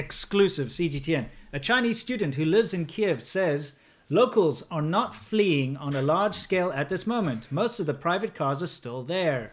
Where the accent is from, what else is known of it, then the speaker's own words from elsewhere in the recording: South Africa; moved away as an adult; also born or lived in China; as a person growing up in South Africa